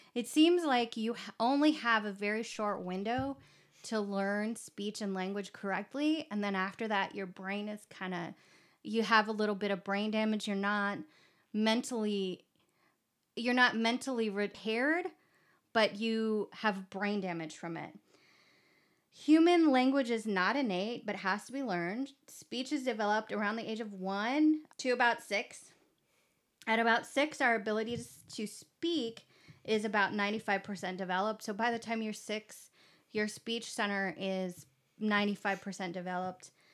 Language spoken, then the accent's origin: English; Kentucky, United States; I was born in Kentucky